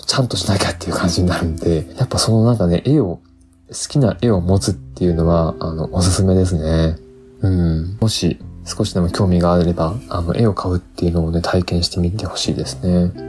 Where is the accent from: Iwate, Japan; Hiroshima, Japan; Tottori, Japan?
Tottori, Japan; moved away; also born or lived in Osaka; 僕は鳥取出身